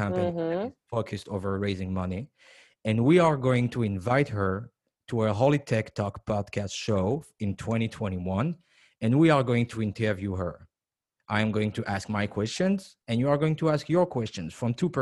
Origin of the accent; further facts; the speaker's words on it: France; also born or lived in New York, United States; now in Israel; I was born in France, raised part of my life in France, and lived in New York, live in Israel now.